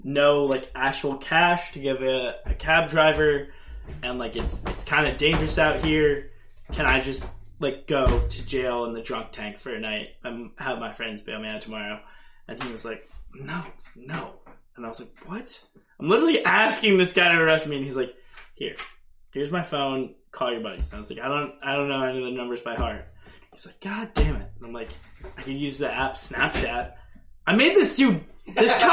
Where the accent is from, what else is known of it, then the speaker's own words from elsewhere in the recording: New Jersey, United States; from New Jersey.